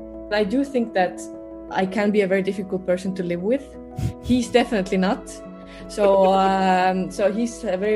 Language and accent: English; Netherlands; I'm from the Netherlands.